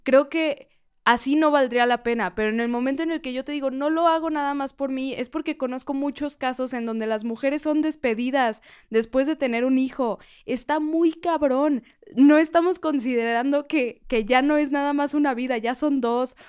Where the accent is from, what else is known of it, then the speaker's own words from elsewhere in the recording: Mexico; como mexicanos